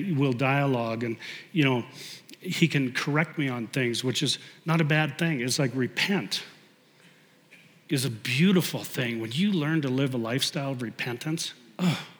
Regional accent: Canada; as a Canadian, I played a lot of hockey

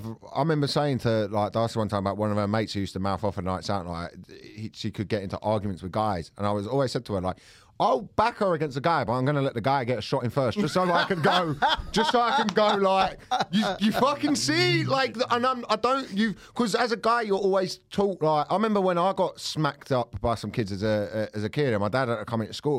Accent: Thornton Heath, London, United Kingdom; born or raised there; also born or lived in Farnborough, Kent

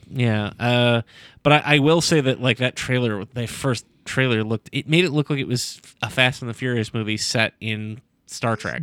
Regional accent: Sandusky, Ohio, United States; the eighties in Sandusky, Ohio, where I grew up

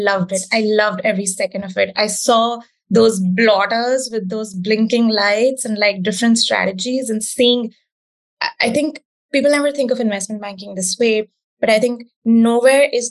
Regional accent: India; the time that I grew up in India

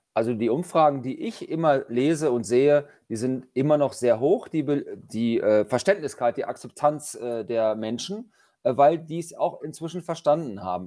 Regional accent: Lower Saxony, Germany; bei uns in Niedersachsen

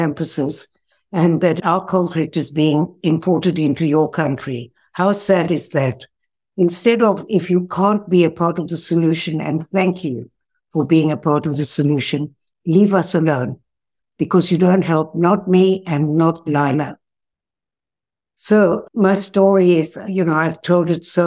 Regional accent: South Africa; now in Israel; I was born in South Africa

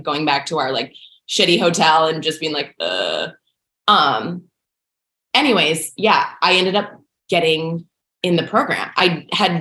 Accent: a suburb of St. Paul, Minnesota, United States; moved away as an adult; also born or lived in Madison, Wisconsin; now in Los Angeles, United States; I grew up there in a suburb of St. Paul

